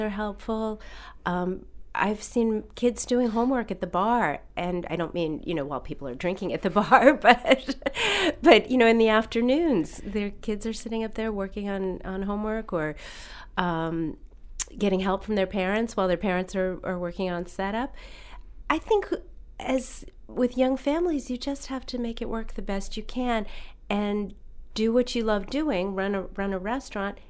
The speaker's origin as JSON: {"language": "English", "region": "Massachusetts", "country": "United States", "also_born_or_lived": "Maine", "moved": "as an adult", "lives_now": "Yarmouth, United States", "said": "I'm from Massachusetts. I've been in Maine almost 14 years and spent all my summers here as a child"}